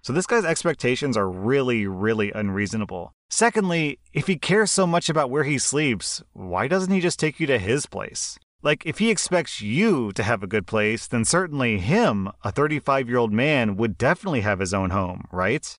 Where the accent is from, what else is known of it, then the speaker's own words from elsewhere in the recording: United States; I'm American